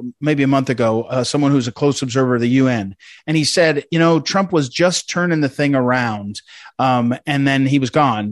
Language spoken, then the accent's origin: English; New Jersey, United States; I grew up in New Jersey